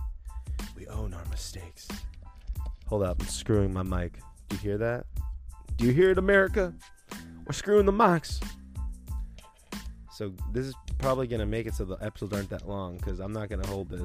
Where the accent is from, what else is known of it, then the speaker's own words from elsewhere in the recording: the Valley, California, United States; accent: Valley; my horrible Valley accent